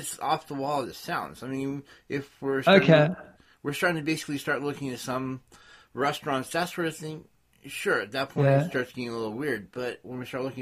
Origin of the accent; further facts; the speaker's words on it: California, United States; I'm from California